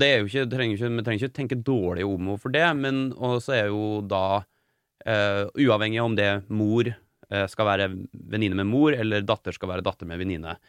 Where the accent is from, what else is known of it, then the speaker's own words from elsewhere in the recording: Norway; på Gjerlo, iallfall. Der jeg er fra